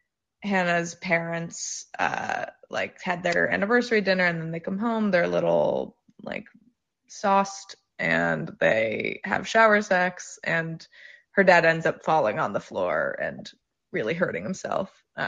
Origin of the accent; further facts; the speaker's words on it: New York, United States; I'm from New York, and I've had weird sex